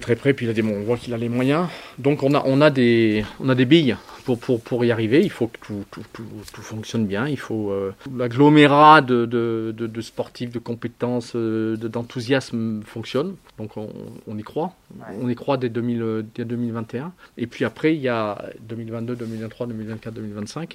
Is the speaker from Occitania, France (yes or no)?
no; Briançon, Provence-Alpes-Côte d'Azur, France; je suis né à Briançon